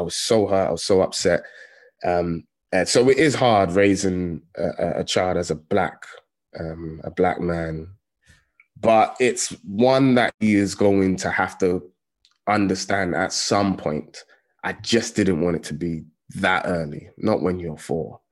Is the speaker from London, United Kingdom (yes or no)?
yes; London, United Kingdom; I grew up in Tottenham